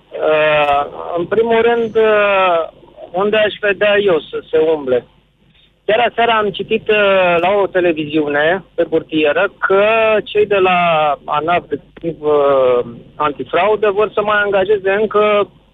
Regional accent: Pitești, Argeș, Romania; sunt din Pitești

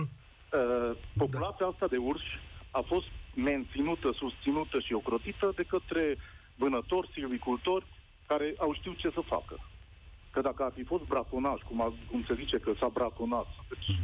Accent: Covasna County, Romania; sunt de la Covasna

